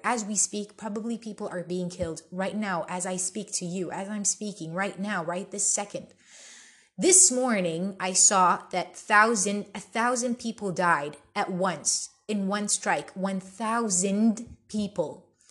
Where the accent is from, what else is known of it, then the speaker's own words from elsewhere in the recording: Bethlehem, West Bank, Palestine; I'm originally Palestinian. I'm from Bethlehem and I have a huge family there